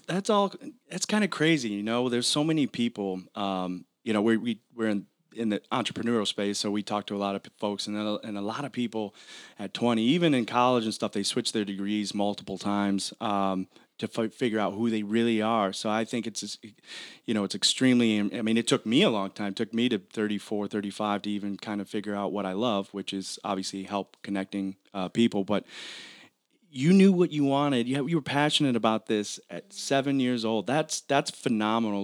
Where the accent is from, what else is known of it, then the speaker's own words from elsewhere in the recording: Michigan, United States; growing up in Michigan